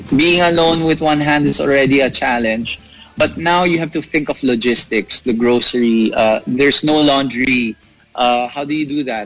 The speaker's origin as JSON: {"language": "English", "area": "Laguna", "region": "Calabarzon", "country": "Philippines", "moved": "as an adult", "lives_now": "Pasig, Philippines", "said": "I'm originally from Laguna, but I stay in the city for work"}